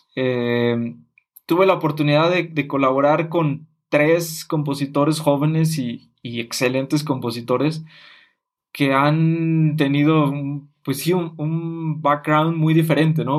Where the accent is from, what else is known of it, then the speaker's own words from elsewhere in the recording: Mexico; nosotros como mexicanos